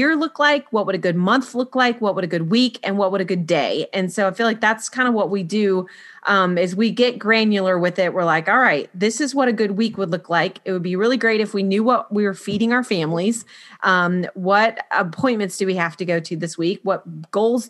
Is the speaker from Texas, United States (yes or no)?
no; Florida, United States; moved away as an adult; now in South Carolina, United States; we moved from Florida where I had all my babies and been raised